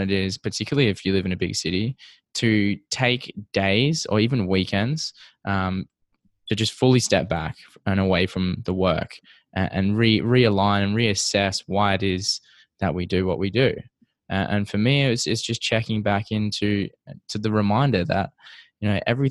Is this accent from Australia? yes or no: yes; Perth, Western Australia, Australia; now in Toronto, Canada; I'm from Perth, Western Australia, which is quite a small city compared to where I am now, which is Toronto